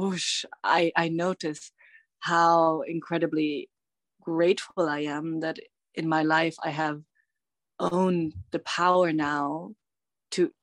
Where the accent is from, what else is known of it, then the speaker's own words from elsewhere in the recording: Bavaria, Germany; I'm tuning in from Bavaria, which is the Alb region in Germany where I grew up